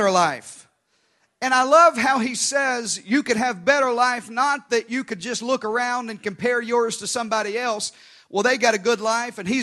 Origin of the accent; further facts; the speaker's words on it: Arkansas, United States; we grew up in Arkansas, Pastor Josh